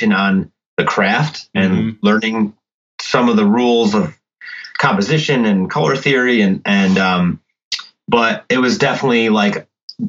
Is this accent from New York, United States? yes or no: yes; Syracuse, New York, United States; also born or lived in Philadelphia; I grew up in Syracuse.